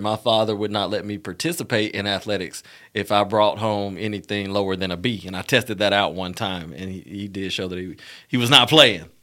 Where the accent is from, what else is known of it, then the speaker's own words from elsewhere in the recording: Montgomery, Alabama, United States; I'm from Montgomery, Alabama, born and raised